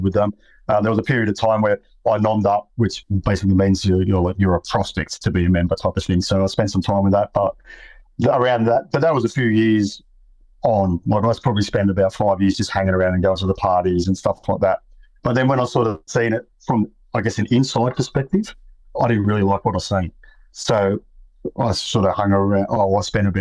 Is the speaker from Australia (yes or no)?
yes; Sydney, New South Wales, Australia; I grew up in Western Sydney